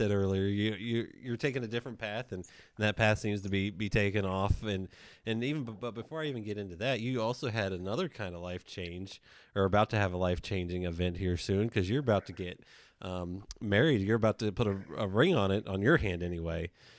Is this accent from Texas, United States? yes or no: yes; Texas, United States; I mean, I know growing up in Texas, it's a little different than other parts of the country where, you know, the rodeo and things like that.